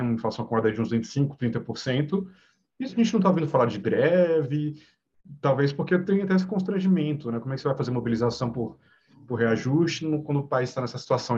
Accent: Brasília, Federal District, Brazil; sou de Brasília, né, Universidade de Brasília

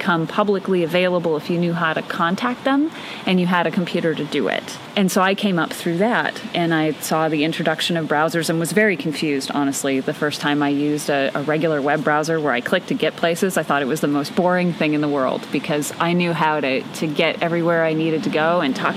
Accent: Boyne Falls, Michigan, United States; also born or lived in Detroit area, Michigan; So at about age six, we left the Detroit area and moved into the Great North Woods of northern Michigan to this little Polish logging village called Boyne Falls.

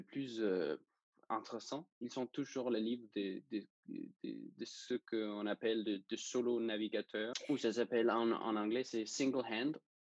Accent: Denmark; French is a second language; je suis danois et c'est pour ça que j'ai un petit accent, peut-être

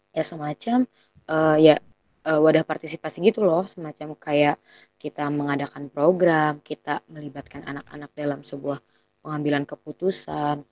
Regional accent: Bogor, West Java, Indonesia; Kita anak Bogor

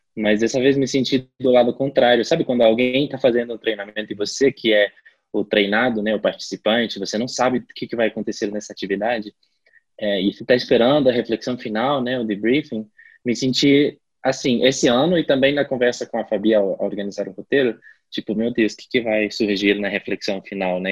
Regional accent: La Paz, Bolivia; moved away as an adult; Eu agora estou em La Paz, é, na Bolívia, que é a minha cidade natal. Eu voltei para casa depois de dois anos e meio

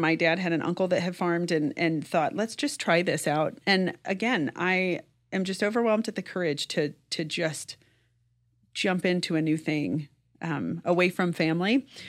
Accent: rural Kansas, United States; I grew up in rural Kansas

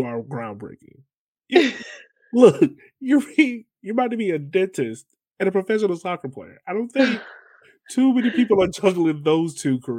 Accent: Virginia, United States; I'm from Virginia.

